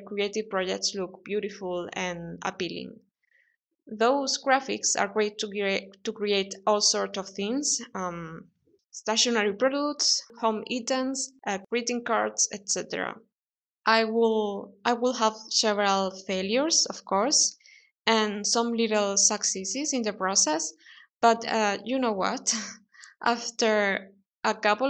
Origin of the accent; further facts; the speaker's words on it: Spain; English is a second language; moved away as an adult; also born or lived in London; leave my hometown in Spain